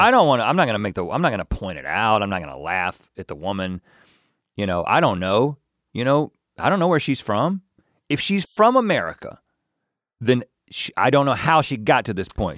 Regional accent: North Carolina, United States; moved away as an adult; now in Los Angeles, United States; We grew up in North Carolina, and now we live in California.

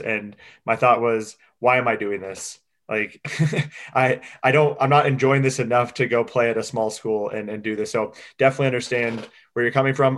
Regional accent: Newton, Iowa, United States; I'm from Newton.

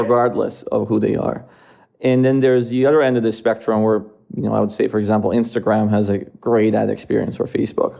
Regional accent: Iran; moved away as an adult; also born or lived in Philadelphia, United States; now in United States; I was born in the United States, uh, but I, I grew up in Iran

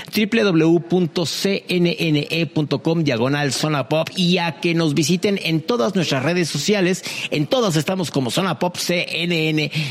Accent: Mexico; yo como mexicano

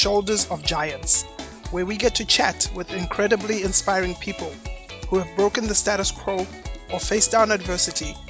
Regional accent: Zimbabwe; also born or lived in Vermont; now in United States; Growing up in Zimbabwe

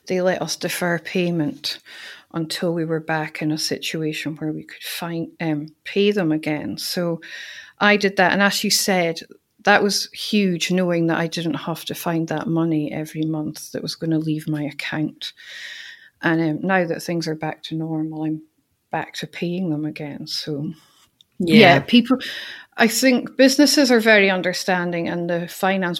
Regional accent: Aberdeen, Scotland, United Kingdom; My hometown of Aberdeen

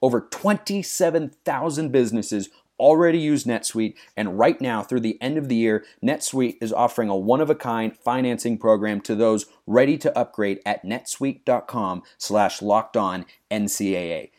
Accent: Lake Oswego, Oregon, United States; moved away; I was born and raised in Lake Oswego, Oregon

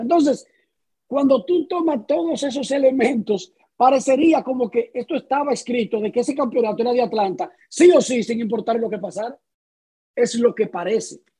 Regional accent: Dominican Republic; como dominicano

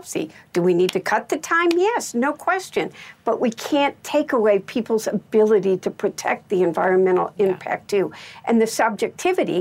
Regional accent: Midwest, United States; as a Midwesterner

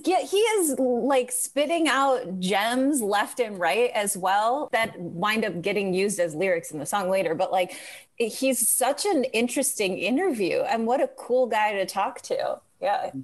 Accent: Crest Hill, Illinois, United States; also born or lived in Chicago; I'm from the southwest suburbs. I'm from near Joliet, a place called Crest Hill

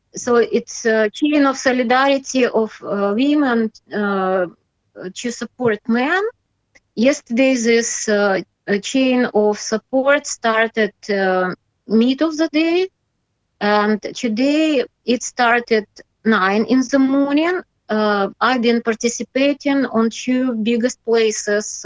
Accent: Belarus; English is a second language; I'm patriot uh, of my country and uh, I, I, love this country

